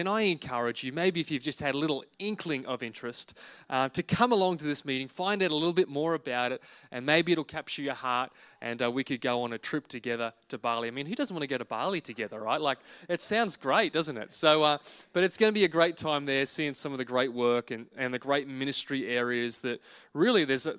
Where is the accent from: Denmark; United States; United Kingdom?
United Kingdom; Wales; born there; I was born in Singleton Hospital on the 26th of August, 1987.